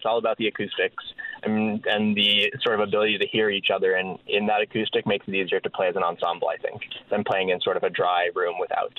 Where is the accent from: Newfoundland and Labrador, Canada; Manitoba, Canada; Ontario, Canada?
Newfoundland and Labrador, Canada; St. John's; moved away; we're all from St. John's, all currently living in other provinces